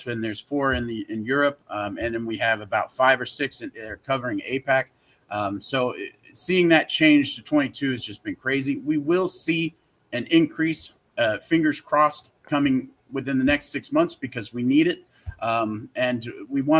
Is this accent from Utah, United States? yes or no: yes; Salt Lake City, Utah, United States; now in Southern California, United States; I'm originally from Salt Lake City, Utah